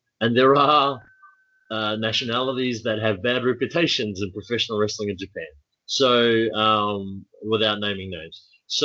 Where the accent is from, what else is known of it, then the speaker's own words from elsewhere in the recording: New Zealand; now in Melbourne, Australia; as a New Zealander